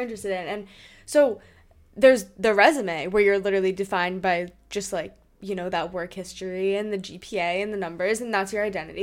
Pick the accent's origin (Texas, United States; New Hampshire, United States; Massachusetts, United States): New Hampshire, United States; moved away; also born or lived in Hong Kong; I am from New Hampshire